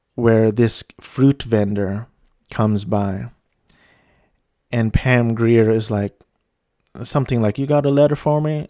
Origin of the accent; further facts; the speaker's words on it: Philippines; moved away; my home country